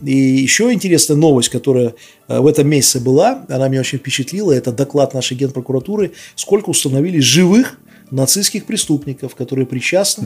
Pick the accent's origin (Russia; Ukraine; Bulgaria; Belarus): Belarus